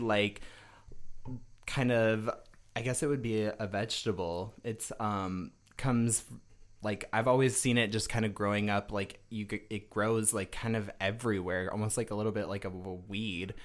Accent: Rapid City, South Dakota, United States; moved away; also born or lived in Denver, Colorado / Michigan; I am born and raised from Rapid City, South Dakota.

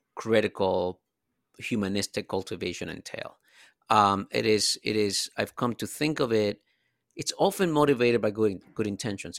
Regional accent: Dominican Republic; moved away; I'm a immigrant from the Dominican Republic

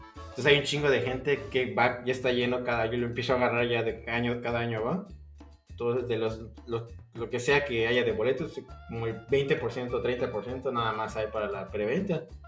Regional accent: Mexico; yo como mexicano

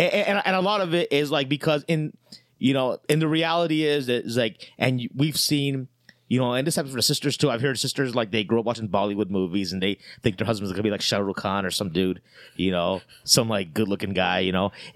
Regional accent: Ohio, United States; now in Chicago, United States; me growing up in Ohio

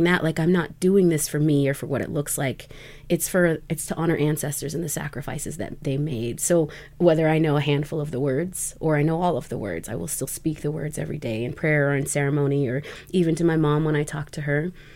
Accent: Nez Perce Nation of Idaho, United States; I am a citizen of the Nimipu Nation or Nez Perce Nation of Idaho um, and beyond

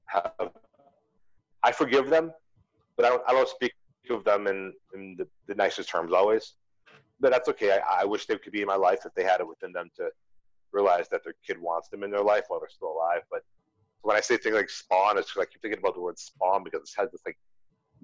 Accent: United States; moved away as an adult; I had to leave my home country

